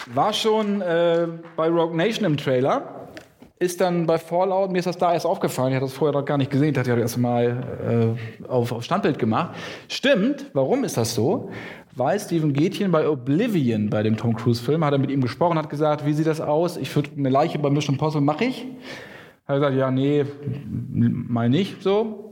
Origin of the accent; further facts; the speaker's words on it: Lower Saxony, Germany; moved away; in meiner niedersächsischen Heimat, wo ich aufgewachsen bin